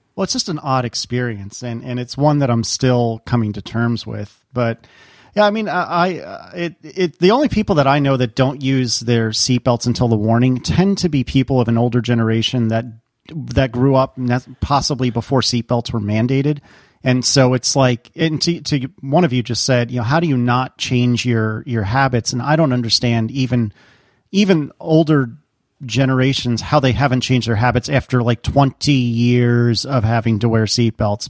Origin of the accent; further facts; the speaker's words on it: Northeast, United States; moved away as an adult; now in Virginia, United States; somebody who is born and bred in the Northeast